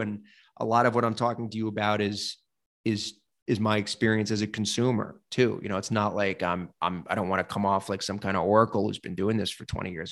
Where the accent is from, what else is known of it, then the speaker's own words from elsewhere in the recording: New York, United States; moved away as an adult; now in Nashville, United States; from New York, but I but I'm from here now. Yeah, I live here now